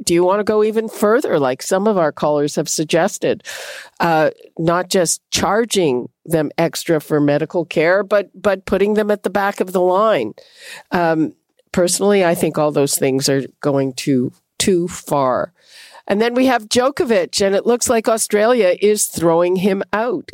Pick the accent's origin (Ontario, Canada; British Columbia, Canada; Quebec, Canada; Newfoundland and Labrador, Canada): Quebec, Canada; moved away; I grew up in Quebec.